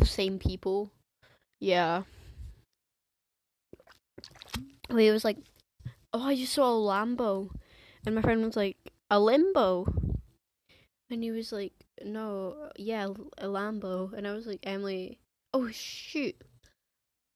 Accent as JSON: {"language": "English", "region": "England", "country": "United Kingdom", "accent": "English", "first_language": "English", "moved": "yes", "lives_now": "Scotland, United Kingdom", "said": "I have, like, an English accent"}